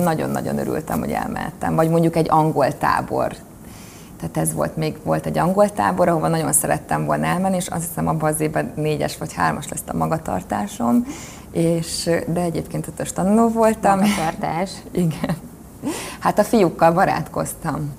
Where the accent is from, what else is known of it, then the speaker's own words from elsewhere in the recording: Kecskemét, Bács-Kiskun, Hungary; Kecskeméti lány vagyok egyébként, és én nagyon boldogan emlékszem vissza az én gyerekkori időszakomra